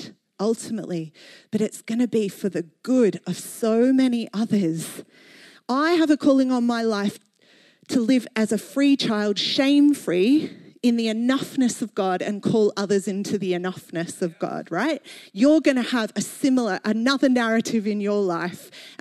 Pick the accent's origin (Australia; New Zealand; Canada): Australia; moved away as an adult; now in London, United Kingdom; Growing up in Australia